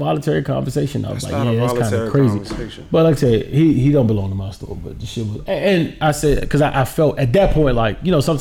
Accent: United States; as an American

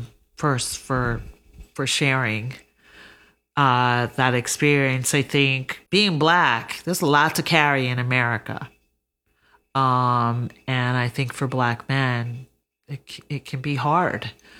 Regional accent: Georgia, United States; also born or lived in Alabama; now in California, United States; I grew up in Georgia, went to school in Alabama. Now I'm in Cali

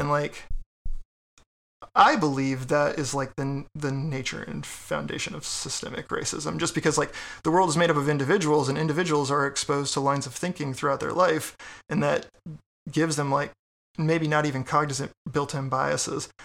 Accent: Texas, United States; now in Richmond, United States; I'm from Texas

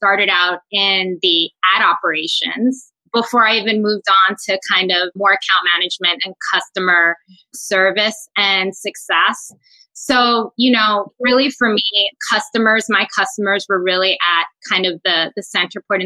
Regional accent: New York, United States; I am very proud Dominicana, born and raised in New York City

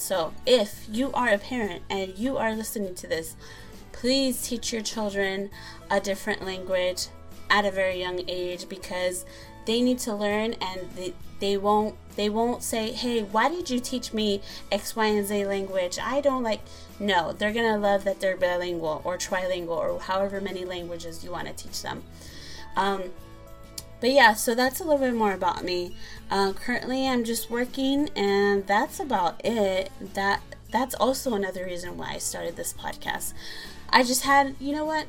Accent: San Pedro, California, United States; my hometown is San Pedro, California. That city has my heart. I love San Pedro. It just reminds me of my childhood and growing up there

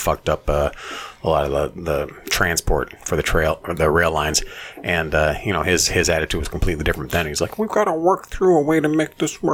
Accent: United States; I'm an American

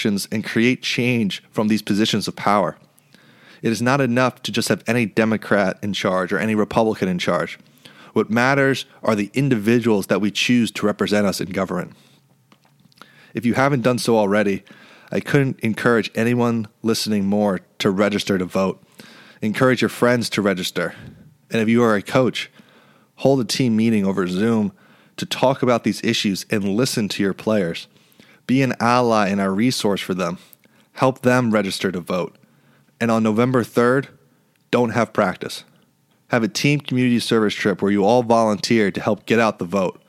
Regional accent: New York City, New York, United States; my hometown of New York

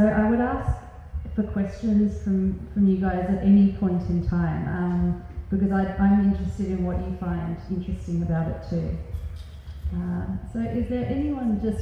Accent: Australia; as most 18-year-olds growing up in Australia

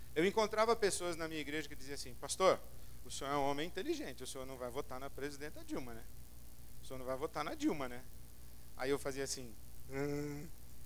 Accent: São Paulo, Brazil; Nós vivemos na cidade de São Paulo, nós vivemos no mundo, o planeta Terra. Somos brasileiros, paulistanos

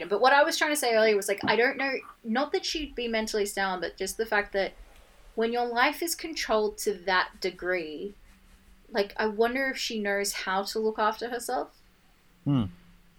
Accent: Australia; we're Australian

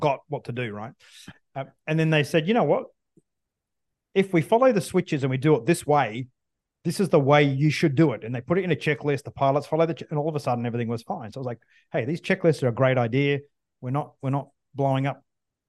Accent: Australia; as an Australian fighter pilot

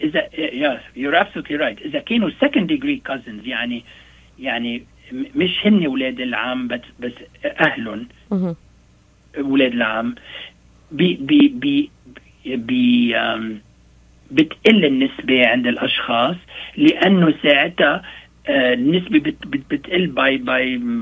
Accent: Lebanon; moved away; نحن عندنا بلبنان

